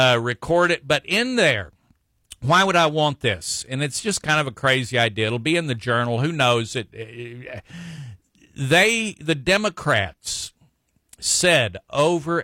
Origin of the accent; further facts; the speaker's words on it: Texas, United States; as Texans and as American citizens